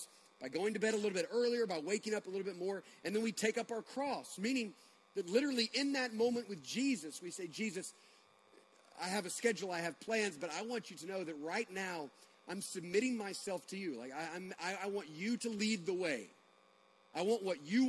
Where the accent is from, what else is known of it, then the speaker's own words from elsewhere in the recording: United States; also born or lived in Bogart, Georgia; we're American Christians in Bogart, Georgia